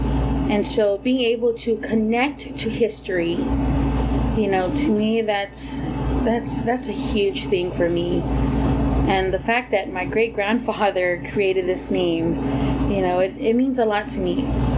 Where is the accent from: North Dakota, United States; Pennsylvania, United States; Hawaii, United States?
Hawaii, United States; born there; I am a U.S. citizen. I was born in Hawaii.